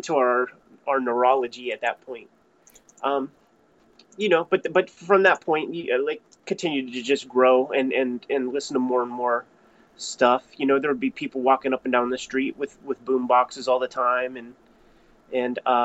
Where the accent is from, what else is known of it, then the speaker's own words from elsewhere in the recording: Pittsburgh, Pennsylvania, United States; I'm from Pittsburgh. I've always been here.